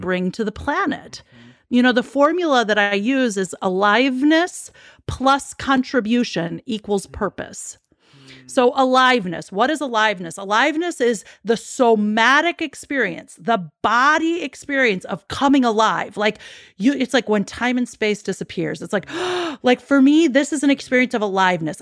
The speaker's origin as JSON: {"language": "English", "town": "Chicago", "region": "Illinois", "country": "United States", "tie": "born or raised there", "said": "I'm born and raised in Chicago"}